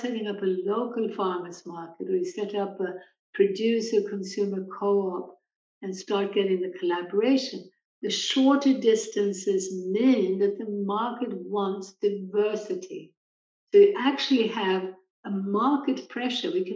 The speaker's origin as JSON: {"language": "English", "country": "Sweden", "tie": "born or raised there", "moved": "yes", "said": "my native country of Sweden"}